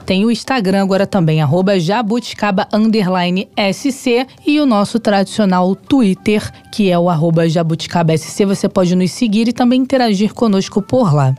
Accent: Rio de Janeiro, Brazil; como carioca

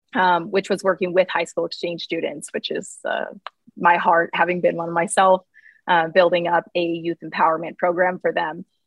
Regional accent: Nebraska, United States; now in Cleveland, United States; I was born in Nebraska

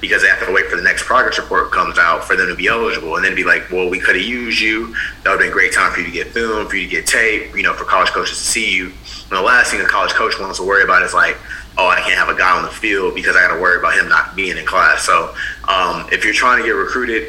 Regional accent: Houston, Texas, United States; I'm from Houston, Texas, born and raised

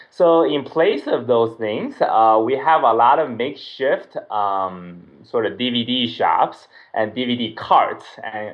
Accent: San Diego, California, United States; moved away as an adult; now in Iringa, Tanzania; I'm from San Diego, California in the U.S. And I'm currently living in the town of Iringa in central Tanzania.

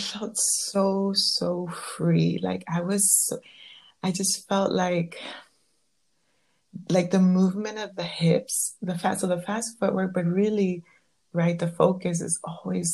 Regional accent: Southern California, United States; growing up in Southern California

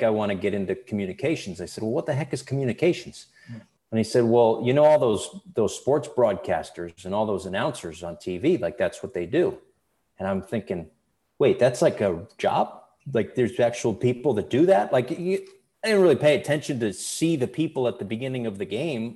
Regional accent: Bristol, Connecticut, United States; I grew up in Bristol, Connecticut, oddly enough, which is where ESPN is.

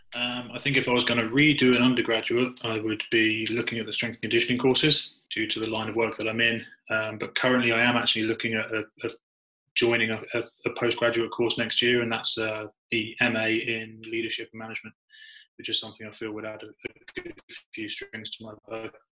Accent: United Kingdom; as a Brit

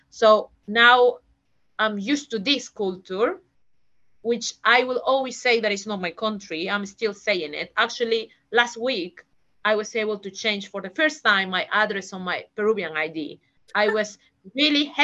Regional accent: Peru; now in London, United Kingdom; when someone asks me oh where are you from i'm from peru oh where do you live um in and i just start with this kind of um yeah, in London. Yes, I live in London.

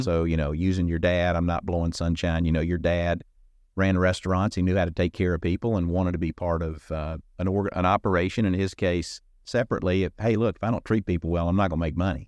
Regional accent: Alabama, United States; moved away as an adult; I grew up in Alabama

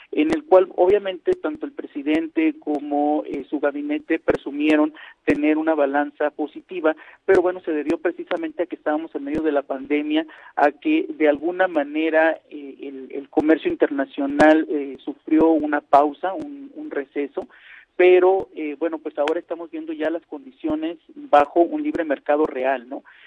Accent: northern Mexico border, Mexico; cuando era niño me tocó lograr ver cómo empezaron a abrirse empresas extranjeras, particularmente aquí en la frontera

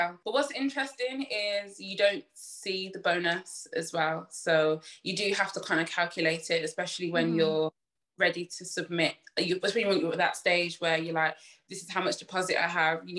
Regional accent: Birmingham, West Midlands, United Kingdom; I'm from Birmingham

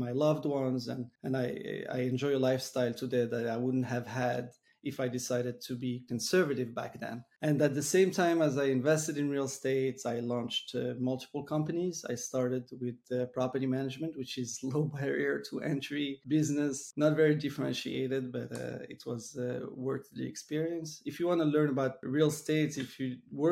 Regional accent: Morocco; moved away; also born or lived in Montreal; I was born and raised in Morocco. Eventually I've moved to Montreal

